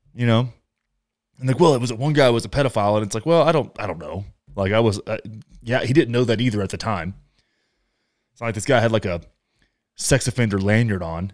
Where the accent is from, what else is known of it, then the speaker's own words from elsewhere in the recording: Texas, United States; where I grew up, in Texas.